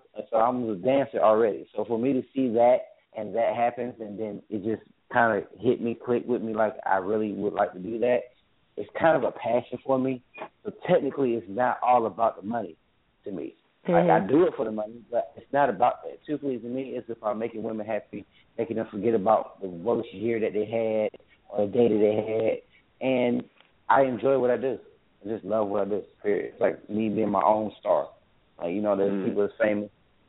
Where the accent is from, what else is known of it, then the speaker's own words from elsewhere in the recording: Columbus, Georgia, United States; moved away; also born or lived in Pittsburgh, Pennsylvania; I was originally from Columbus, Georgia, but I moved to Pittsburgh for 2 years because my family's there. So I've been there. I just recently moved back to Georgia.